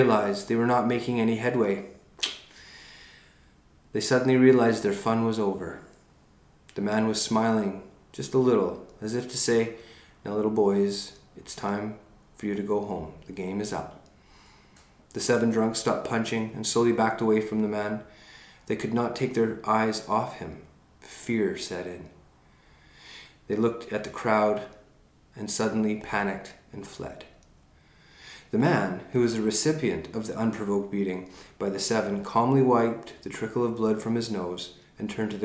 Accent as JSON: {"language": "English", "country": "Canada", "said": "being Canadian"}